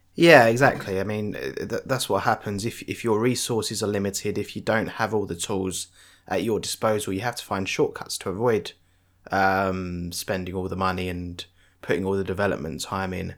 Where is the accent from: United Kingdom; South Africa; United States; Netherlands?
United Kingdom; I'm British